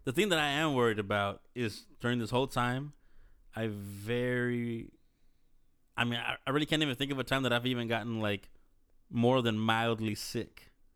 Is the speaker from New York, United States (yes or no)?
no; Dallas, Texas, United States; I'm from Oclif.